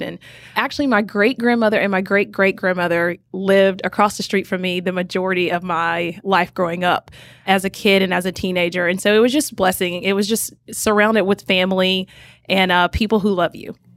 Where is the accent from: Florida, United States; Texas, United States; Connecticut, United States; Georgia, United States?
Georgia, United States; Rome; I grew up in a small little town called Rome, Georgia, which is in Northwest Georgia